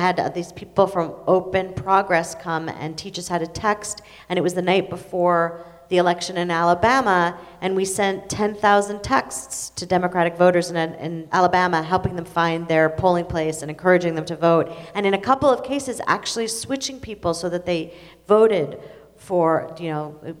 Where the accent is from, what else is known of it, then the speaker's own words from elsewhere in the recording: Israel; moved away; I'm Israeli. I was born in Israel.